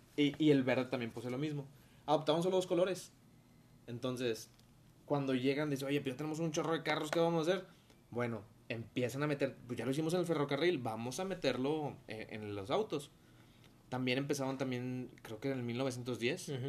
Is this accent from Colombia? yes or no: no; Mexico